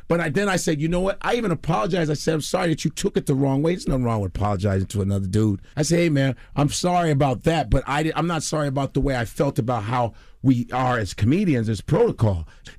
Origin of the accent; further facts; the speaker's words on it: Chicago, Illinois, United States; now in New York, United States; Man, I'm Chicago all day. I just want to let you know I'm Chicagoan, even though I've been in New York for 20 years. I'm a Chicago guy.